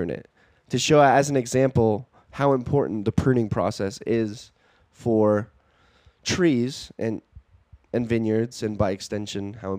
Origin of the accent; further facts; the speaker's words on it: Baltimore, Maryland, United States; born there; Well, like, I was born in Baltimore, so I get, like, a blue crab, like, holding a Maryland flag.